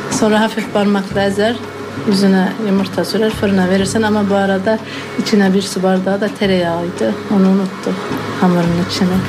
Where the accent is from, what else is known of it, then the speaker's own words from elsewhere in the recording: Erzurum, Turkey; Neresi? Erzurumluyum.